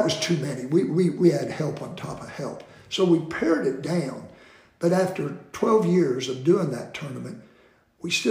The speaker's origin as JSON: {"language": "English", "town": "Bartlesville", "region": "Oklahoma", "country": "United States", "tie": "born or raised there"}